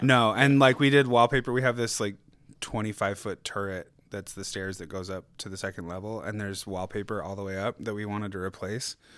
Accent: Riverton, Utah, United States; also born or lived in Delta, Utah / Los Angeles, California; now in Ogden, United States; I'm from Delta, Utah, and then I moved to Riverton, Utah when I was 10 and graduated high school from there

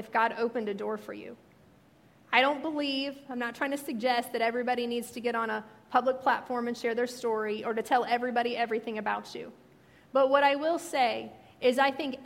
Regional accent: Missouri, United States; moved away; since I'm from Missouri, and all my family are from Missouri

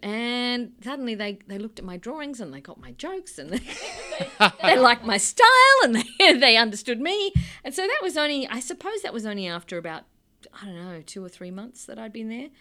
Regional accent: Australia; I am from Australia.

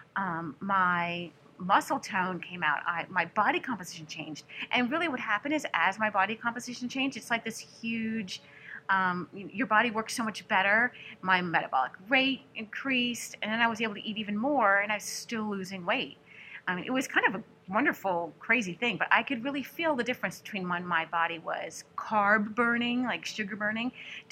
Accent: New Orleans, Louisiana, United States; I'm from New Orleans

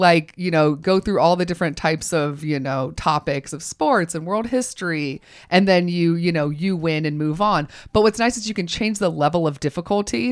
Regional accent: Augusta, Georgia, United States; I'm from Augusta.

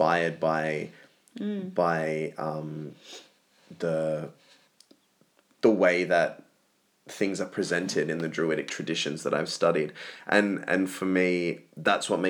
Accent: Australia; now in Sydney, Australia; I mean, we're both Australian, but you're first generation. I'm sixth generation. You grew up on the coast. I grew up in the bush.

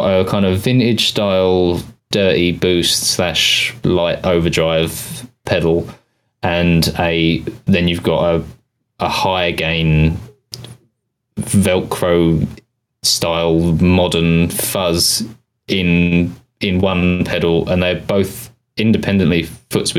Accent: United Kingdom; accent: British; my British accent

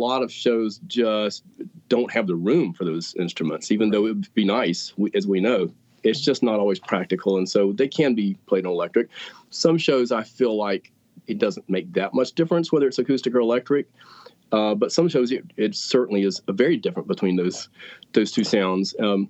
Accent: Greensboro, North Carolina, United States; And then I grew up in Greensboro and just happened to find a job.

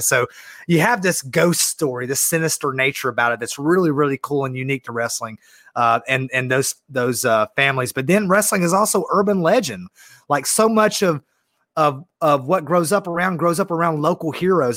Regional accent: Georgia, United States; I love being from the South

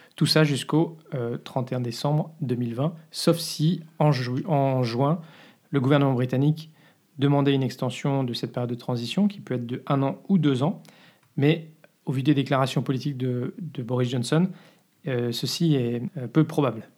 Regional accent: France; moved away as an adult; now in Belgium; je suis français

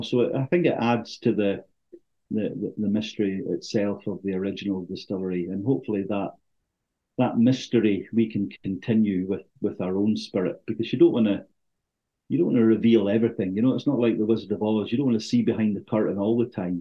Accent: Thurso, Scotland, United Kingdom; I was born and bred in Thurso, spent my formative years there

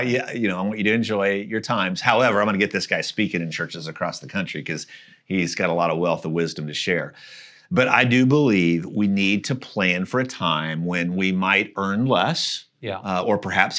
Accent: Missouri, United States; So I grew up just outside of Kansas City, close to where the Oregon Trail got started.

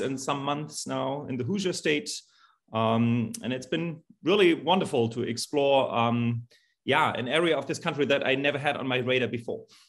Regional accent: Germany; moved away as an adult; also born or lived in Salt Lake City, Utah, United States; now in Greencastle, United States; I'm born and raised in Germany um, and went to the United States in 2012 to get my doctorate in choral conducting at the University of Utah.

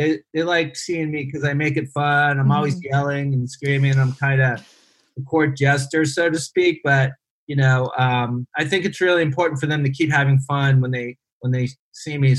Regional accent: Ohio, United States; moved away as an adult; now in Cambodia; I grew up in Amish country, Ohio, where tennis was kind of like Cambodia

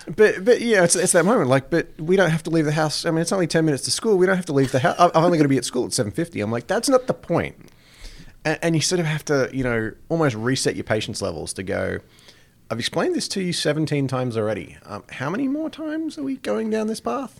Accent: Australia; now in Plattsburgh, United States; growing up in Australia, it was, it, it was very much a cafe culture.

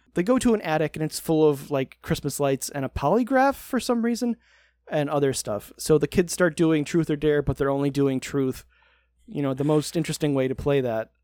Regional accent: United States; I'm American

